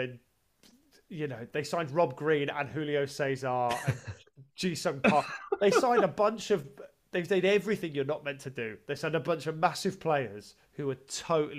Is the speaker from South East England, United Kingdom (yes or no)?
yes; Brighton, South East England, United Kingdom; I grew up in Brighton